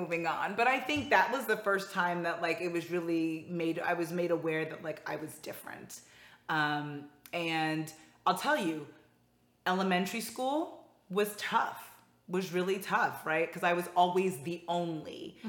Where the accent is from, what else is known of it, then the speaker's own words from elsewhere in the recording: Northeast, United States; what I loved about growing up in the Northeast was just like how so many different cultures and backgrounds were coming together and living door to door, side by side